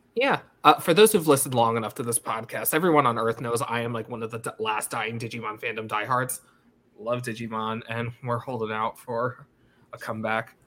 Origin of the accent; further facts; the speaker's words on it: United States; I grew up like five miles from the border of New York City.